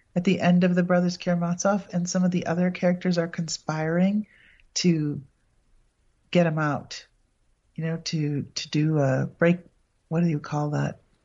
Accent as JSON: {"language": "English", "town": "Appleton", "region": "Wisconsin", "country": "United States", "tie": "born or raised there", "said": "my hometown, Appleton"}